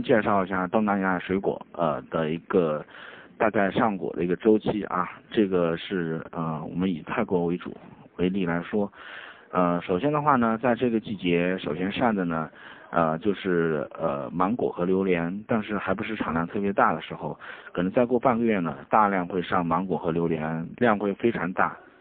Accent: China; 我们中国人叫昆曼公路

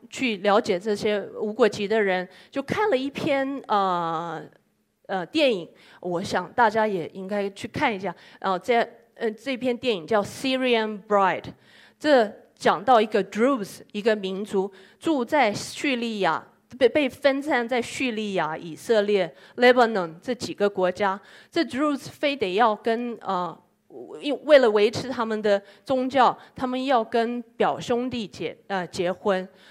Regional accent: Yokohama, Kanagawa, Japan; Chinese is a second language; 我是来自于日本，呃，横滨中华街的

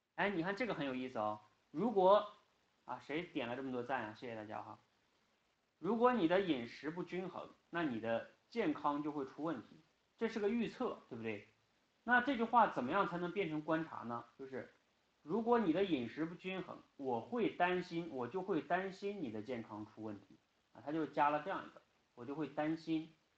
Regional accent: China; 我们中国人不仅仅是中国人啊

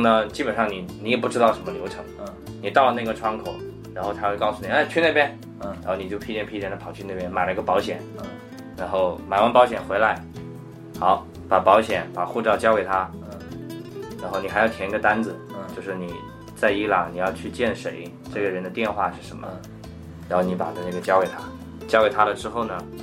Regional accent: southern China, China; 我是南方人

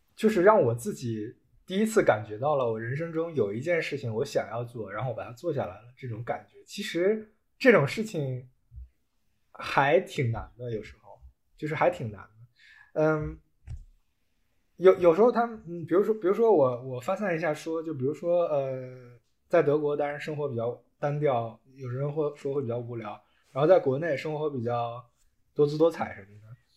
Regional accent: China; moved away as an adult; now in Germany; 国内一块儿长大的好兄弟

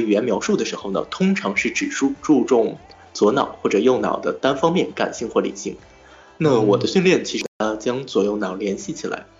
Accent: Nanjing, Jiangsu, China; also born or lived in Lanzhou; 我的家乡可以说的蛮多的，我是半个南京人，半个兰州人，还有一部分上海血统，一部分河北血统。

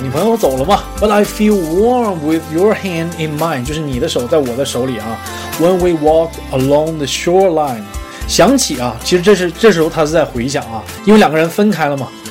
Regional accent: Northeast China, China; 我是东北人，冬天没有麻雀啊，早冻死了啊

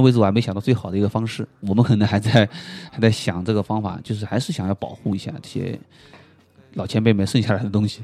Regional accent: Shanghai, China; 作为一个上海人

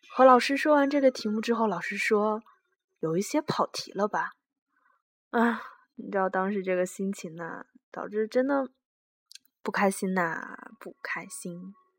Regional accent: Inner Mongolia, China; 我是内蒙古人

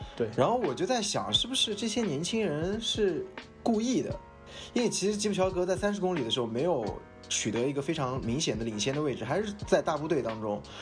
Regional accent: Shihezi, Xinjiang, China; now in Shanghai, China; 我是对。来自新疆生产介质的兵团，有着戈壁明珠之称的石盒子师

